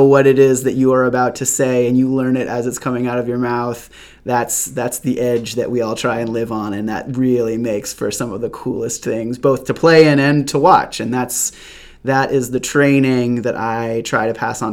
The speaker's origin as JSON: {"language": "English", "town": "Amherst", "region": "Massachusetts", "country": "United States", "tie": "born or raised there", "moved": "as an adult", "lives_now": "Chapel Hill, United States", "said": "I grew up in Western Massachusetts in a town called Amherst."}